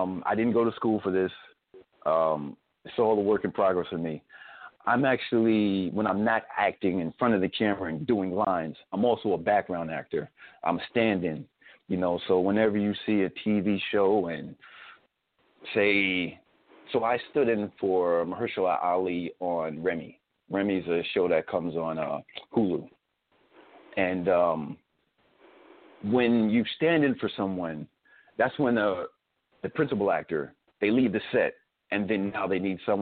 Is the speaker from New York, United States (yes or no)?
yes; Spring Valley, New York, United States; also born or lived in Bronx, New York; Even though I was born in the Bronx, but I grew up in Spring Valley